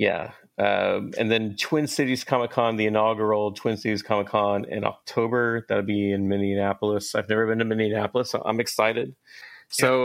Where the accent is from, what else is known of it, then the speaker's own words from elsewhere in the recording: Atlanta, Georgia, United States; now in Baltimore, United States; I'm I'm from Atlanta, but I live in Baltimore now